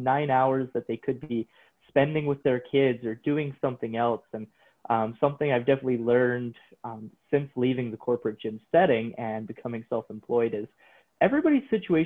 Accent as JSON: {"language": "English", "town": "Coaldale", "region": "Alberta", "country": "Canada", "tie": "born or raised there", "said": "I got a job as a trainer in my hometown of Coaldale"}